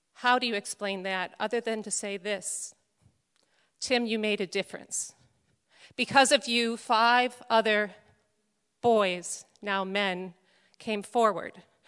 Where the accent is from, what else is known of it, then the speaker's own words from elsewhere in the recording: Chicago, Illinois, United States; moved away; also born or lived in Scranton, Pennsylvania; raised Catholic like I was and attended Immaculate Conception Parish on the northwest side of Chicago